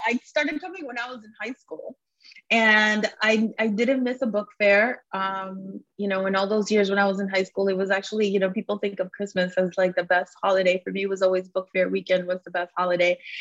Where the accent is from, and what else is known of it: South Florida, United States; born or raised there; English is a second language; also born or lived in Cuba